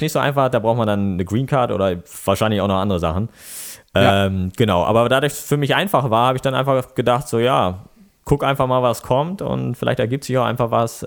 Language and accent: German; Lower Saxony, Germany; also born or lived in Bremen / United States; now in Stade, Germany; Dann sind wir ins Umland gezogen und äh, da kommen wir ja alle so her, ne, aus dem Umland von Bremen